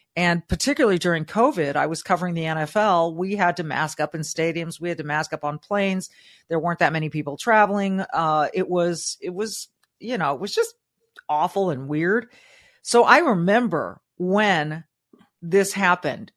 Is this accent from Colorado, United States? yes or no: no; Southern California, United States; Growing up in Southern California, my mom was a public school teacher